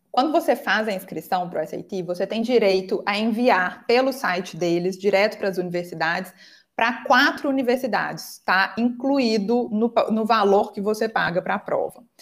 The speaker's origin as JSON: {"language": "Portuguese", "region": "Minas Gerais", "country": "Brazil", "said": "eu sou de Minas, acho que vocês perceberam pelo meu sotaque, né?"}